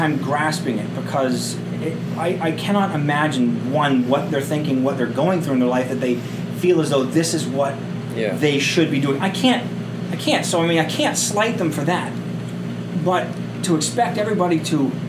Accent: Cape Cod, Massachusetts, United States; moved away as an adult; also born or lived in Monadnock region, New Hampshire; now in New Hampshire, United States; I grew up on the Cape

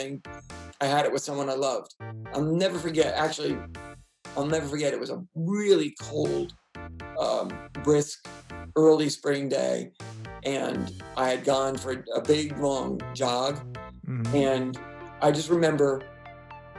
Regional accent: New York City, New York, United States; moved away; I was from New York City. I mean, we in high school, junior high school, we lived in the suburbs, but I'm kind of like, it was a city kid mentality.

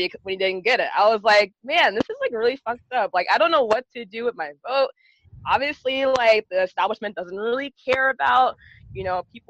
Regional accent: Delaware, United States; accent: Valley girl; also born or lived in Philadelphia, Pennsylvania; I was born in Philadelphia, actually. And my parents, they moved from Philly to Delaware, where I am right now, mainly because of the education system

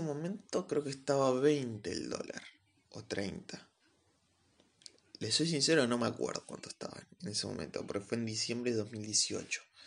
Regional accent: Argentina; vivo en Argentina, soy argentino

